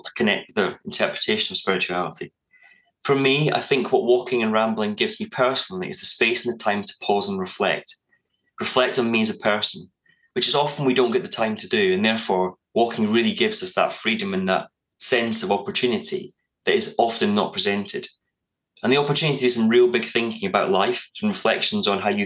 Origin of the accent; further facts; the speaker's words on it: Scotland, United Kingdom; I grew up in Scotland, so it was very spoiled